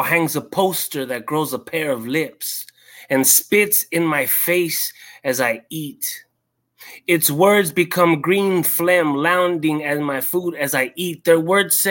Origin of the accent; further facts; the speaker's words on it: San Fernando Valley, California, United States; moved away as an adult; now in Pomona, United States; I'm from the San Fernando Valley. Life took me to Pomona. I've been living here for 10 years, going on 11.